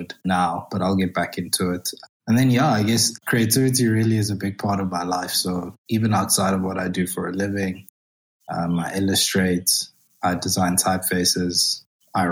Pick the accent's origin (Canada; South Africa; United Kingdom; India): South Africa; I'm a South African male.